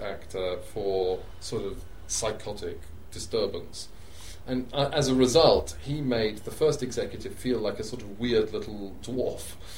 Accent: England, United Kingdom; as an Englishman living in England, growing up in England

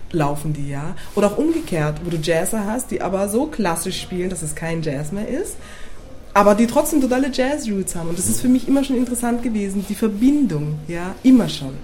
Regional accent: Berlin, Germany; ich bin eine olle Berlinerin, ich bin geboren in Berlin

